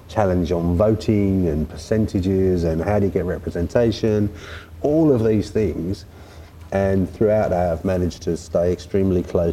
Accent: London, United Kingdom; I was born in South London

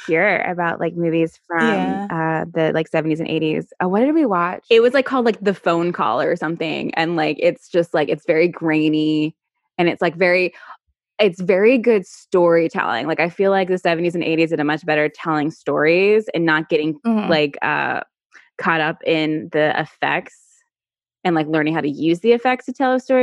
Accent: Virginia, United States; I'm not from New York. I'm from Virginia

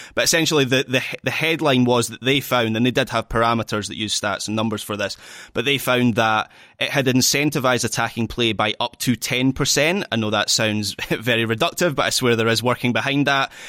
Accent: Scotland, United Kingdom; I'm still Scottish

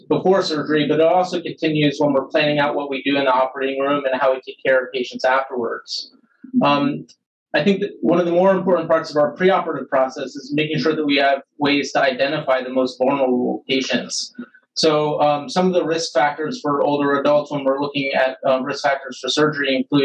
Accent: Philadelphia, Pennsylvania, United States; moved away as an adult; also born or lived in St. Louis, Missouri; now in Cleveland, United States; I'm originally from Philadelphia, Pennsylvania

